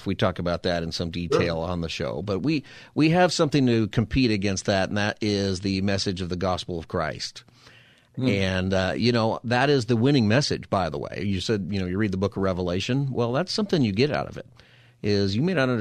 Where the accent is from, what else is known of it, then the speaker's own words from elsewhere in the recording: Palmdale, California, United States; moved away; I grew up in Palmdale